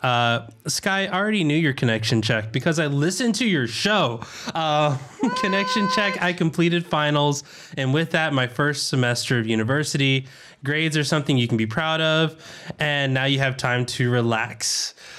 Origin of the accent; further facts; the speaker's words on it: the South, United States; accent: southern; in my southern accent